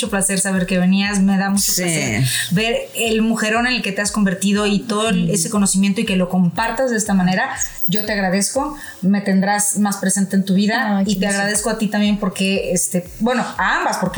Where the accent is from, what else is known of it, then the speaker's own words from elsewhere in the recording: Mexico; O sea, nosotros como mexicanos somos verdaderamente amantes de esta religión culpígena.